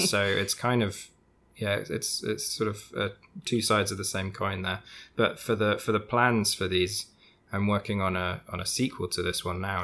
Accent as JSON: {"language": "English", "country": "United Kingdom", "accent": "British", "said": "my British accent"}